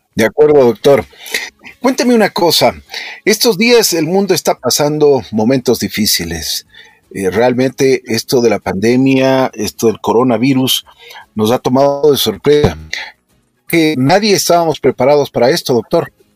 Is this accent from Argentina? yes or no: no; Ecuador; nosotros eh, como ecuatorianos